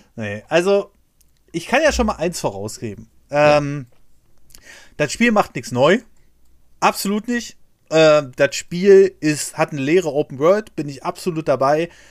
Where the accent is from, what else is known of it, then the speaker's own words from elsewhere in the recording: Berlin, Germany; ich bin in Berlin aufgewachsen